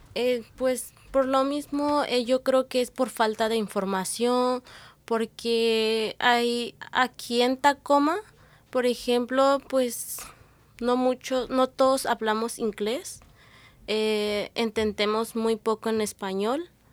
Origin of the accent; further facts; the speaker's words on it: Triqui region, Oaxaca, Mexico; first language Triqui; Spanish is a second language; now in Washington, United States; Soy del estado de, Oaxaca, de la región Triqui, eh, de Yusuyusi, Cupala